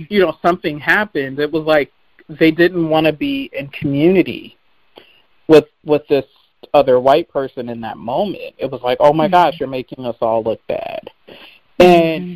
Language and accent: English; Seattle, Washington, United States; I grew up in Seattle